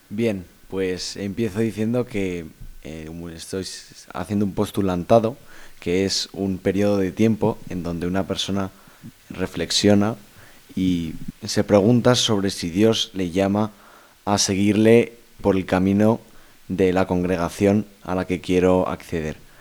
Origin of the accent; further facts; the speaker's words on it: Valencia, Valencian Community, Spain; Yo soy de Valencia